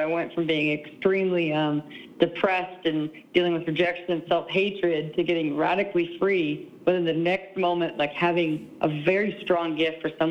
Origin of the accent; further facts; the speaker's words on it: Southeast Alaska, United States; I'm originally from Alaska, so I was born and raised in Southeast Alaska